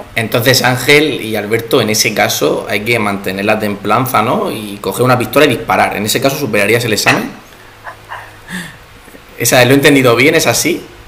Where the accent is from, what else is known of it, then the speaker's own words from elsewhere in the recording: Spain; como buenos españoles que somos